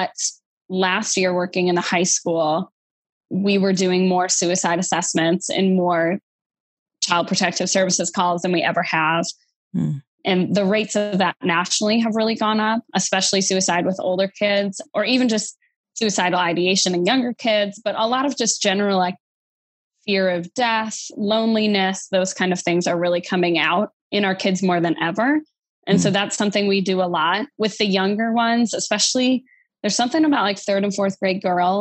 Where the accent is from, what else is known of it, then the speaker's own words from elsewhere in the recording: Wisconsin, United States; now in Louisiana, United States; I live in Louisiana, but I'm a transplant to here. I'm from Wisconsin originally